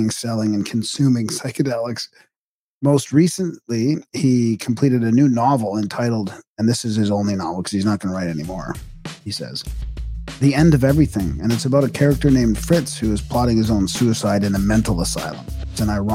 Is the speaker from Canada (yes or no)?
yes; Vancouver, British Columbia, Canada; also born or lived in Alberta; now in Saskatchewan, Canada; I grew up in Vancouver, and then I moved to Alberta and now to Saskatchewan.